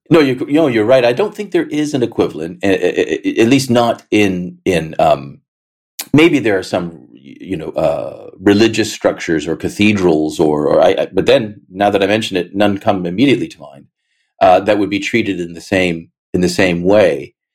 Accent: Canada; I, as a Canadian, was largely uh, protected from all of that.

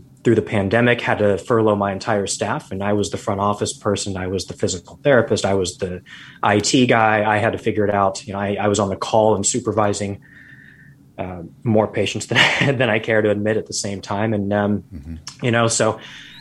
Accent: Arizona, United States; moved away as an adult; now in Seattle, United States; I grew up in Arizona, got my doctorate degree in Arizona

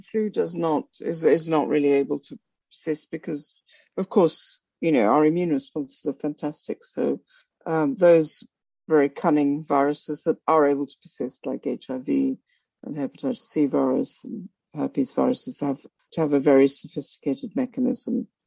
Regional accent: Kolkata, West Bengal, India; moved away as an adult; also born or lived in Africa / Princeton, United States; now in Oxford, United Kingdom; I was born in Calcutta. I spent some of my early childhood in Africa and but mainly grew up in Calcutta

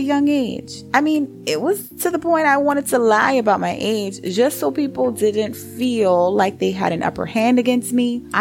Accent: Charleston, South Carolina, United States; growing up on Dorchester Road in Charleston, South Carolina

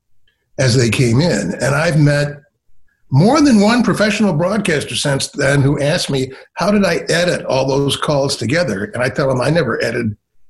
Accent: Ann Arbor, Michigan, United States; moved away as an adult; also born or lived in Philadelphia / Chicago; I grew up in Ann Arbor, Michigan, and listened to Detroit radio.

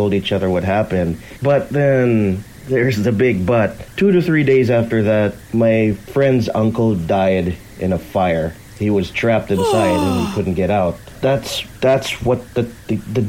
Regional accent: Philippines; English is a second language; I'm your listener from the Philippines.

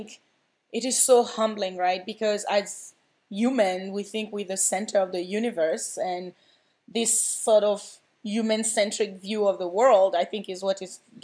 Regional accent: Côte d’Ivoire; moved away; I grew up in the Ivory Coast, so TB, HIV, you know, malaria is really affecting people's lives.

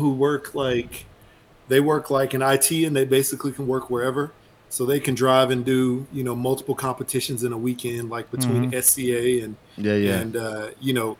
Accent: Houston, Texas, United States; also born or lived in Dallas-Fort Worth, Texas; I born and raised in Houston, Texas

